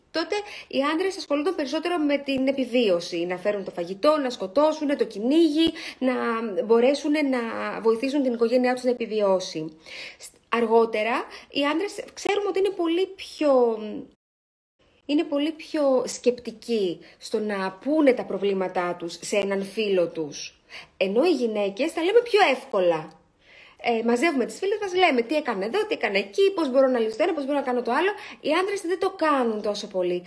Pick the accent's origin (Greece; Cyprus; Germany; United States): Greece; είμαστε Έλληνες